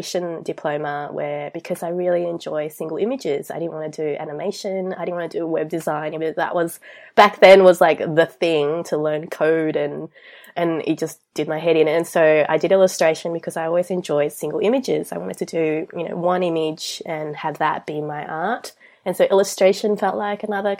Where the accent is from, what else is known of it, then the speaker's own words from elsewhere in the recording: Australia; I'm from Australia. I grew up here. I came here when I was 8